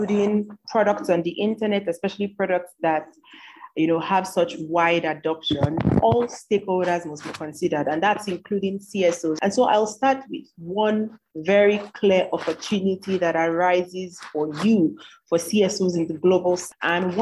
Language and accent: English; Nigeria; I am a Nigerian.